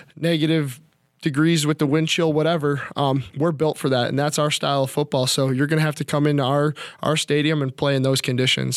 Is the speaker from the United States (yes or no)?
yes; Chicago, Illinois, United States; moved away as an adult; now in Minnesota, United States; growing up in Chicago